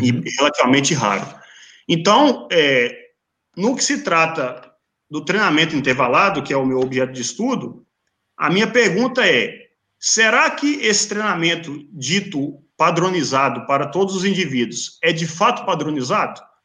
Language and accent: Portuguese; Teófilo Otoni, Minas Gerais, Brazil; moved away; minha cidade natal, Teófilo é Otoni